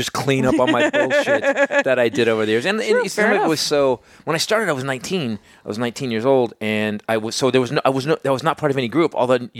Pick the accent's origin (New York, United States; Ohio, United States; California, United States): California, United States; Bay Area, Northern; Northern California, but in the Bay Area, lower Bay Area, Hayward, Newark, Fremont, the Crystal Meth Triangle.